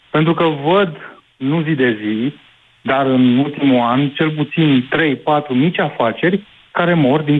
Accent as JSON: {"language": "Romanian", "town": "Brașov", "region": "Brașov County", "country": "Romania", "said": "sunt din Brașov."}